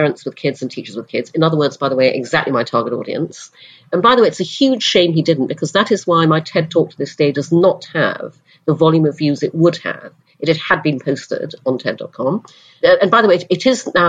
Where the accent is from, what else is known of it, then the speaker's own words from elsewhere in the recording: Brunei; moved away; also born or lived in United Kingdom; When I was six, we moved to Brunei in Borneo. So I grew up in Asia